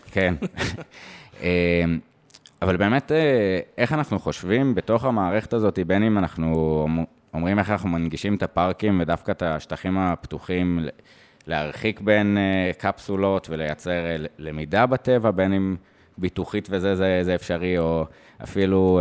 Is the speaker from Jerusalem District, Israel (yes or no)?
yes; Jerusalem, Jerusalem District, Israel; also born or lived in Eilat; now in Tel Aviv, Israel; אני מאוד ירושלמי, שעכשיו גר בתל אביב